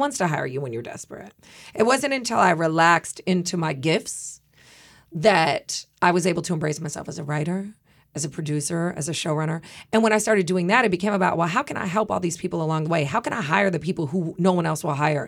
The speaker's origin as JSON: {"language": "English", "region": "Midwest", "country": "United States", "said": "I'm from the Midwest"}